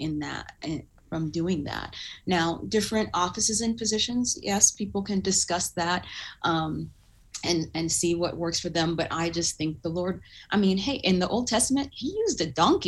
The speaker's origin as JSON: {"language": "English", "region": "Southern California", "country": "United States", "tie": "born or raised there", "also_born_or_lived": "Uganda / Duluth, Minnesota", "said": "church that I grew up in Southern California"}